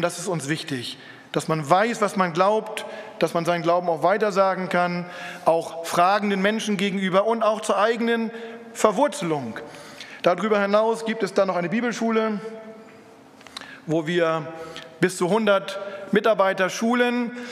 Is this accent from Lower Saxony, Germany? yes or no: yes; Lüneburg Heath, Lower Saxony, Germany; in Norddeutschland, wo ich herkomme, zwischen Hamburg, Bremen und Hannover, da ist die Lüneburger Heide